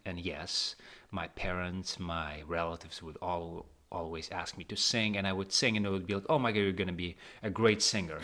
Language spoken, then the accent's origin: English; Tashkent, Uzbekistan; moved away as an adult; now in New York, United States; I grew up and raised in Tashkent, in the sunny Tashkent.